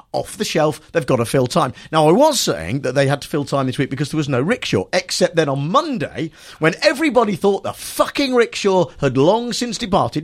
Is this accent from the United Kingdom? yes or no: yes; Nuneaton, West Midlands, United Kingdom; my hometown where I grew up in Nuneaton